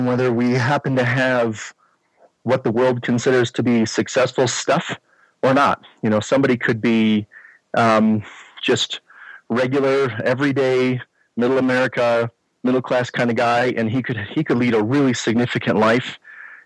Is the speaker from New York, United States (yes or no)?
no; Chicago, Illinois, United States; moved away as an adult; now in Colorado, United States; Born and raised in Chicago suburbs. Lived there until mid-40s when we decided it was time to move to Colorado.